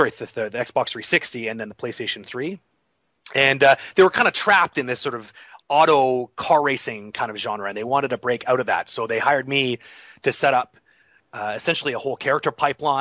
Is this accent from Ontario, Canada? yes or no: yes; Toronto, Ontario, Canada; Toronto has always been my hometown. I grew up just outside of Toronto.